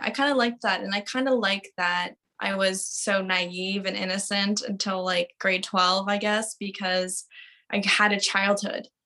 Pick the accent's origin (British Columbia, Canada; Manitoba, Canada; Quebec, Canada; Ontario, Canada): British Columbia, Canada; Victoria; I grew up in Victoria.